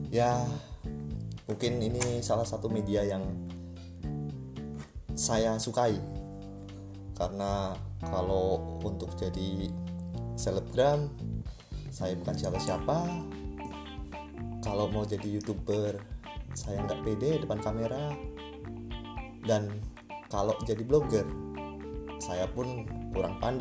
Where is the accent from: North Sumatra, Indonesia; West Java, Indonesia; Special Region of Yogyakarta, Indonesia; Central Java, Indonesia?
Central Java, Indonesia; saya sendiri pun berasal dari Jawa Tengah